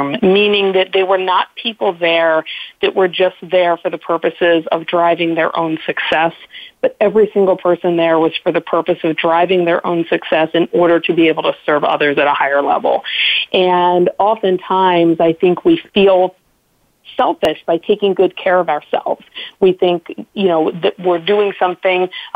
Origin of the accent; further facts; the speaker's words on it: Westminster, Maryland, United States; I grew up in Westminster